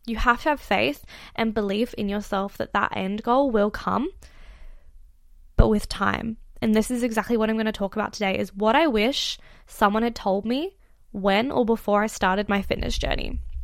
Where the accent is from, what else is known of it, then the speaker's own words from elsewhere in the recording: Australia; I am actually Australian, and I'm currently in the U K